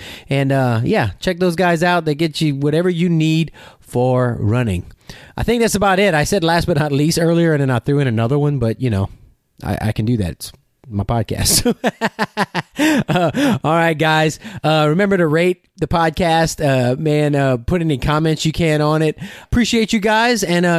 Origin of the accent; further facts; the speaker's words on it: Louisiana, United States; I'm from Louisiana